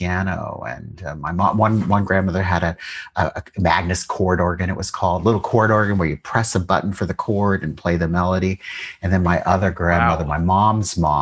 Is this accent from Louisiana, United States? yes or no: no; Columbus, Ohio, United States; I grew up in Columbus, Ohio